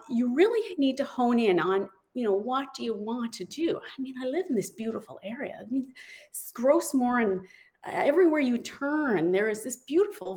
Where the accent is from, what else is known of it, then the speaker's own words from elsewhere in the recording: Newfoundland and Labrador, Canada; I'm a Newfoundlander